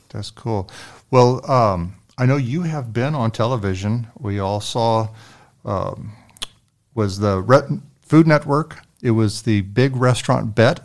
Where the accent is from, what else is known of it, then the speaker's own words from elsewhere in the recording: San Antonio, Texas, United States; we're all from San Antonio, born and raised